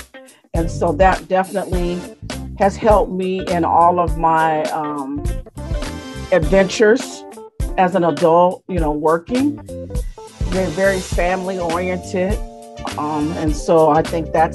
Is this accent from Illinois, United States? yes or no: yes; Springfield, Illinois, United States; I was born in Springfield, Illinois